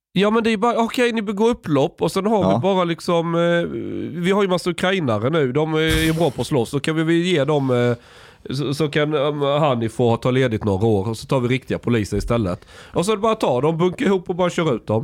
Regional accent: Sweden; när jag växte upp i Sverige. Alltså jag är uppvuxen verkligen på landet

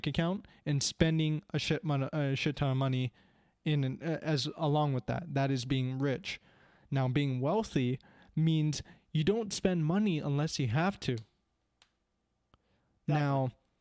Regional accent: Canada; I'm an immigrant. Well, I'm born to immigrants. I was born here

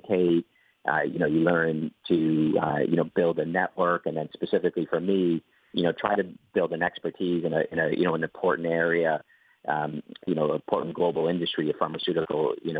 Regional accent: Boston, Massachusetts, United States; moved away as an adult; now in Ireland; I'm originally from Boston.

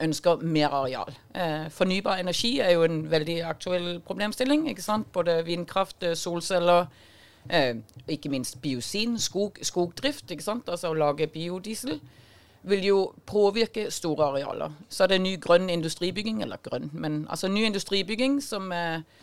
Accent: Denmark; accent: Danish; now in Norway; Jeg er dansk, som du hører

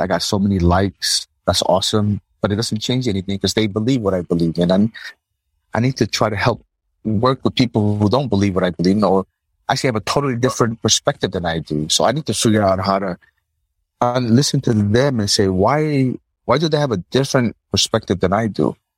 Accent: New Jersey, United States; moved away as an adult; now in Palau; that's where I grew up in New Jersey

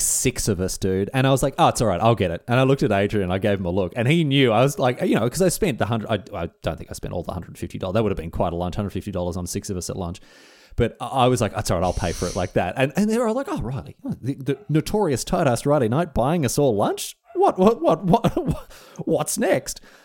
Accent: Australia; being Australian, when I was in England

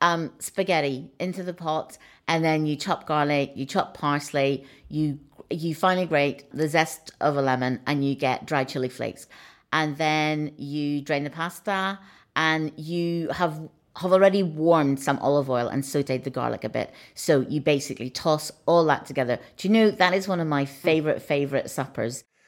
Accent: Northern Ireland, United Kingdom; moved away; growing up in Northern Ireland

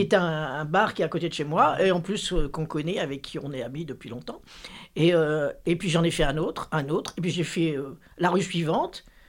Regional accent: Lille, Hauts-de-France, France; j'ai grandi à Lille

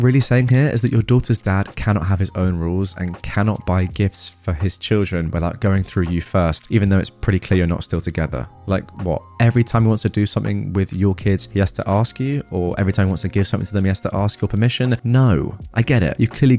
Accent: Australia; now in United States; I grew up in Australia, and my sister and family still live there. I live in America currently.

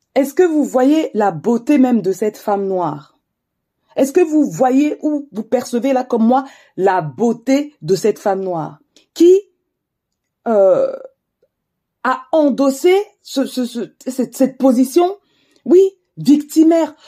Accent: France; je suis d'origine camerounaise, je suis née en France

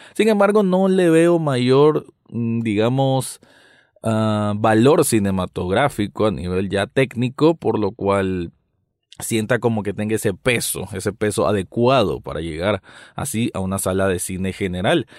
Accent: Nicaragua; yo como nicaragüense

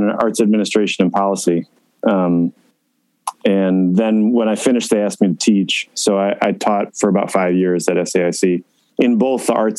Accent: Schaumburg, Illinois, United States; also born or lived in New York; I grew up here in Schaumburg, Kaufman Estates.

